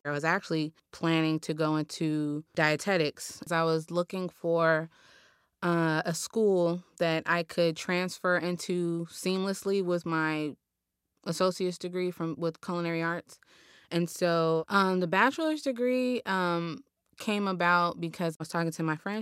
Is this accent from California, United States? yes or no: yes; Los Angeles, California, United States; I was born and raised here in South Los Angeles